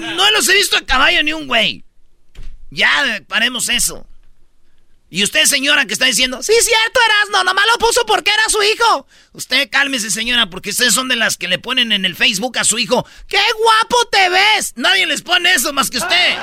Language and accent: Spanish; Mexico; somos mexicanos